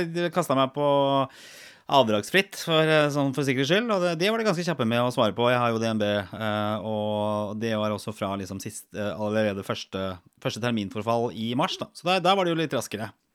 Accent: Norway; vi som nordmenn

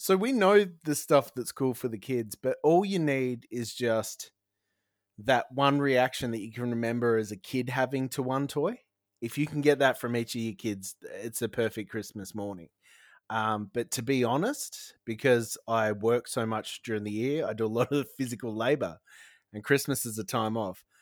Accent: Broken Hill, New South Wales, Australia; now in South Australia, Australia; I grew up in New South Wales

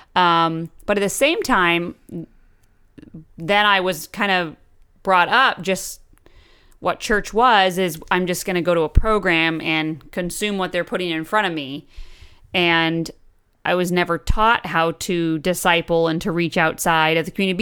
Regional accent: Brunswick, Maine, United States; also born or lived in Oregon; I grew up in um, the small town of Brunswick, Maine, and I moved actually from Oregon when I was five

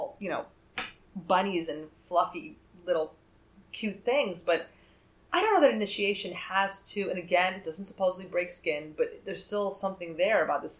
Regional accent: United States; we're American.

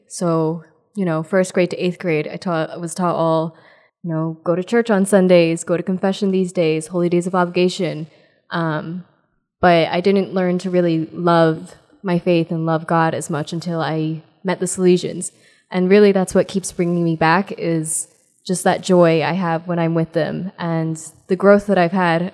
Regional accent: New Jersey, United States; I'm from New Jersey

